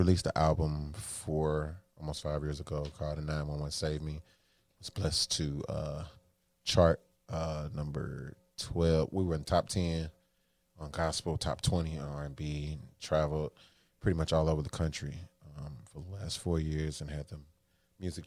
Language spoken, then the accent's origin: English; St. Louis, Missouri, United States; I've been born and raised in St. Louis, Missouri